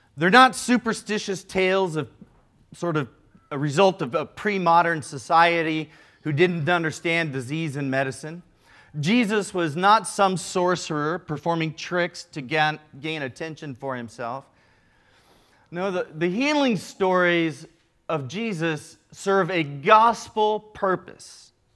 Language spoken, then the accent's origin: English; Midwest, United States; also born or lived in Chicago; now in Southern California, United States; Now, here in Southern California, I'm from the Midwest.